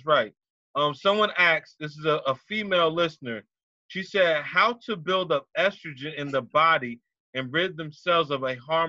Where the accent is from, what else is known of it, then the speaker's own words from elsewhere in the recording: Chester, South Carolina, United States; now in New Jersey, United States; I grew up down south, so I'm from Chester, South Carolina. You know, born and raised. I go back and forth from Jersey to South Carolina.